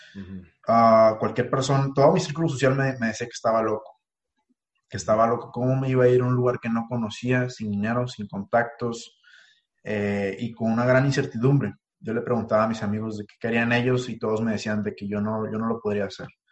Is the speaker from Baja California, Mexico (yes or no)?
yes; Ensenada, Baja California, Mexico; moved away as an adult; now in Monterrey, Mexico; mi rancho, como yo le digo, mi ciudad natal